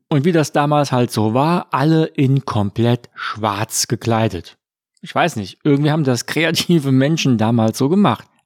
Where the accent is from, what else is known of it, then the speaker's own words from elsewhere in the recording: Frankfurt am Main, Hesse, Germany; born there; ein echter Frankfurter. Denn ich bin in Frankfurt am Main geboren. Heute lebe ich mit meiner Familie in der Nähe von Wiesbaden im schönen Rheingau-Taunus